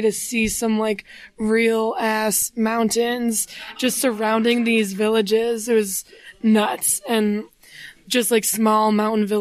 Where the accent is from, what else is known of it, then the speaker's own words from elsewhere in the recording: Wisconsin, United States; we're from Wisconsin